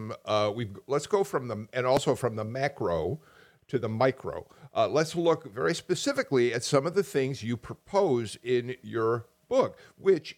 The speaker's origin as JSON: {"language": "English", "town": "Chicago", "region": "Illinois", "country": "United States", "tie": "born or raised there", "said": "Chicago, my hometown."}